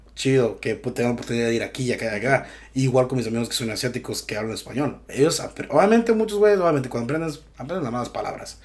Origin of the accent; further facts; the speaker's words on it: Mexico; moved away; soy mexicano